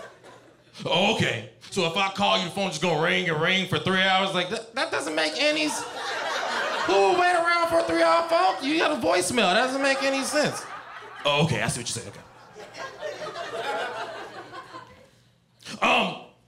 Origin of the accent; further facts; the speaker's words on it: Cincinnati, Ohio, United States; now in California, United States; I'm from Cincinnati